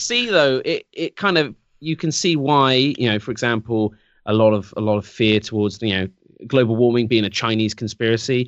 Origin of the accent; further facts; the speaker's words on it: England, United Kingdom; I'm English